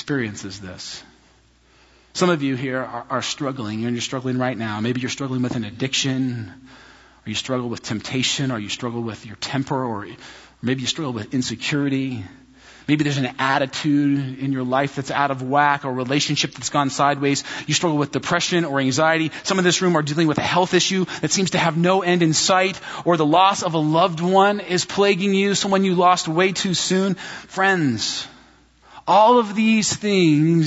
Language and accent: English; United States; American Christians